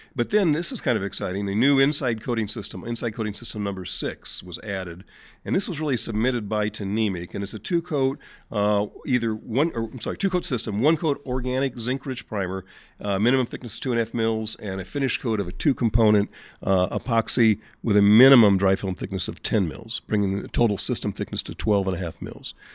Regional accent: St. Louis, Missouri, United States; Saint Louis, my hometown

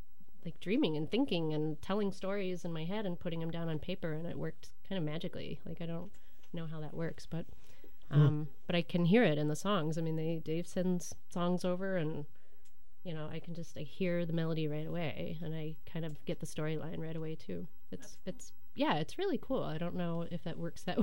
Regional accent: Kentucky, United States; moved away as an adult; also born or lived in Portland, Oregon / Durham, North Carolina / Romania; now in Milwaukee, United States; I'm from Kentucky

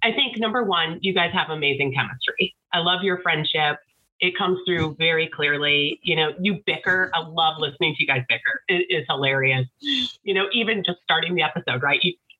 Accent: Watertown, Wisconsin, United States; moved away; I grew up in Watertown.

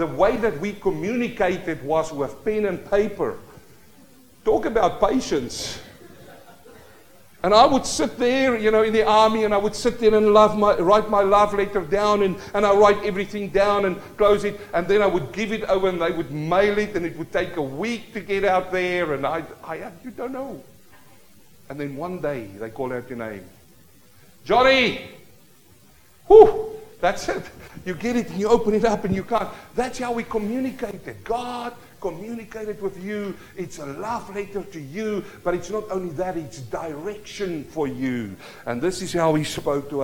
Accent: South Africa; As a young boy, growing up in South Africa, the Vaal River, we fish through the night

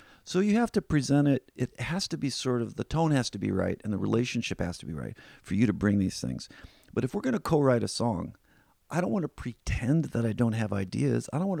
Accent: Midwest, United States; also born or lived in Indiana; I was born in Indiana. We moved around the Midwest, all around the Midwest.

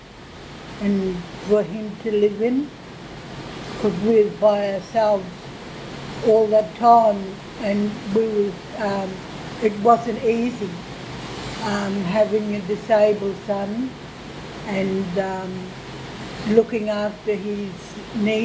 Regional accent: Townsville, Queensland, Australia; also born or lived in Warrabinna Mission, Central Queensland; I'm from Warrabinna Mission, Central Queensland, and I grew up in Townsville

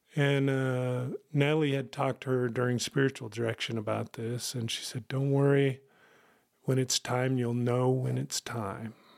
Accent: Kansas, United States; moved away as an adult; now in Rapid City, South Dakota, United States; I was originally from Kansas, joined the military, uh, right out of college

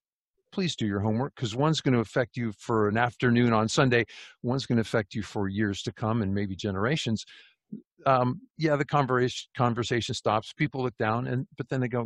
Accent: California, United States; I'm a refugee from California.

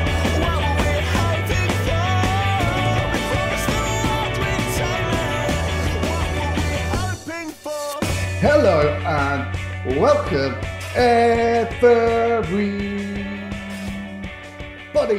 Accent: England, United Kingdom; we're the Englishman

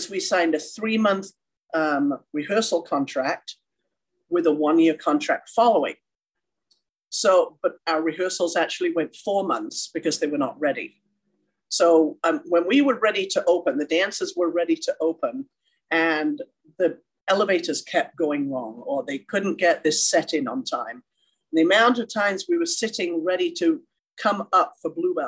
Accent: England, United Kingdom; moved away as an adult; now in Carson City, United States; I grew up in a small town in England, went to a dance studio.

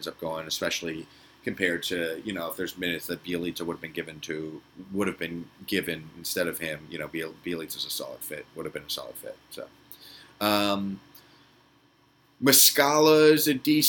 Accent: Philadelphia, Pennsylvania, United States; born or raised there

